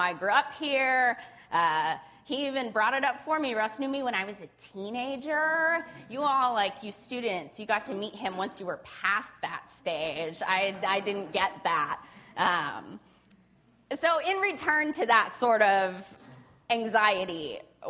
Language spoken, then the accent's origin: English; Spokane, Washington, United States; moved away; I was born and raised here in Spokane